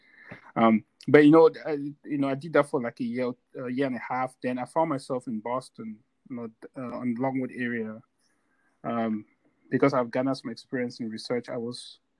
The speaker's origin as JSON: {"language": "English", "town": "Bamenda", "region": "Northwest Region", "country": "Cameroon", "tie": "born or raised there", "moved": "yes", "lives_now": "United States", "said": "I just left my home country, Cameroon."}